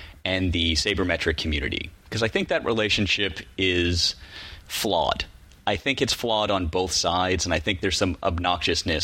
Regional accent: right outside of Boston, Massachusetts, United States; Growing up in Massachusetts, right outside of Boston, baseball's a big deal

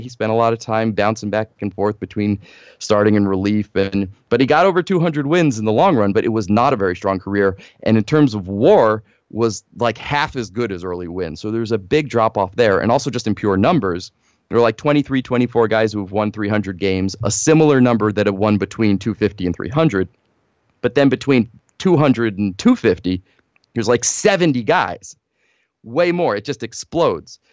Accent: northern New Jersey, United States; I grew up in New Jersey, northern New Jersey

